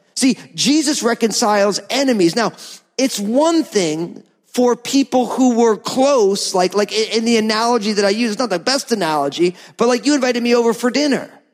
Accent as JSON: {"language": "English", "region": "New Jersey", "country": "United States", "said": "I'm from New Jersey"}